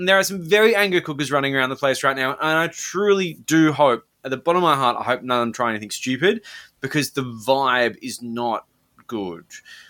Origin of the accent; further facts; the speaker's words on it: Sydney, New South Wales, Australia; considering I'm someone from Sydney who doesn't live in Victoria